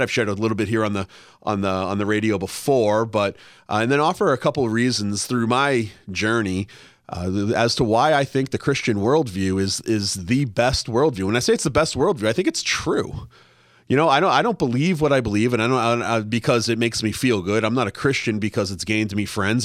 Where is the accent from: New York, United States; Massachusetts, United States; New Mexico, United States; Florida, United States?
Massachusetts, United States; also born or lived in Washington, D.C.; now in Los Angeles, United States; I grew up in Massachusetts